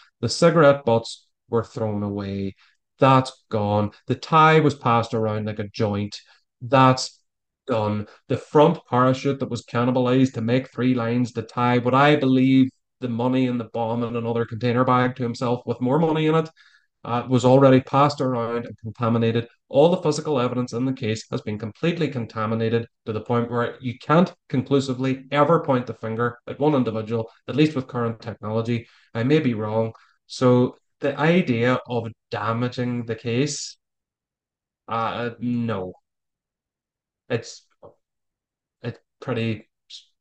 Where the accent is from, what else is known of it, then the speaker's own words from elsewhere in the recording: Ireland; accent: Irish; my persuasive Irish accent.